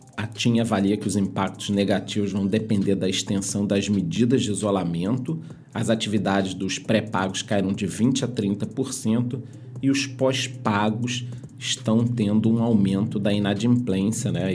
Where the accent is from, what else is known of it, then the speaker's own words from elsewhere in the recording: Brazil; somos brasileiros